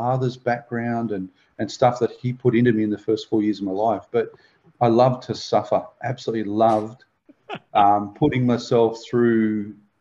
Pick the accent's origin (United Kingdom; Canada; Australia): Australia; Belmont; also born or lived in South Australia; Mum, my sister and I moved from South Australia over to Belmont, and my mum had some major surgery that was going on, some brain surgery, and so we lived with my grandparents for about 3 years